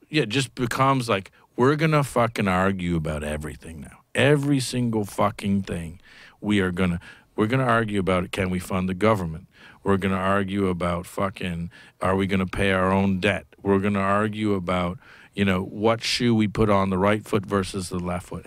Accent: Canada; moved away; I come from Canada, where universal healthcare when I grew up was good.

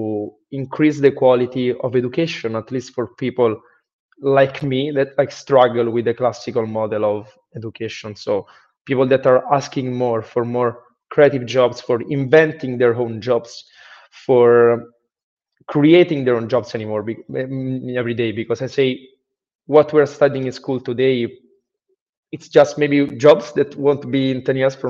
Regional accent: Rome, Lazio, Italy; moved away as an adult; I'm from Rome, Italy

